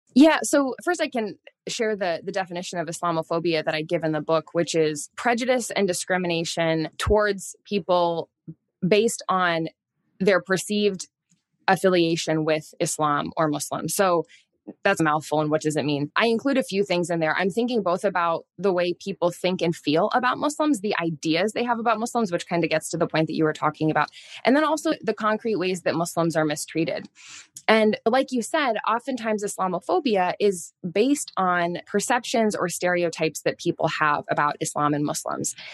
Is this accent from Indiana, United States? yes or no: yes; Indianapolis, Indiana, United States; now in Washington, D.C., United States; I grew up in Catholic, a predominantly Catholic community in the Midwest. I'm originally from Indianapolis, Indiana, even though I live now outside of Washington, D C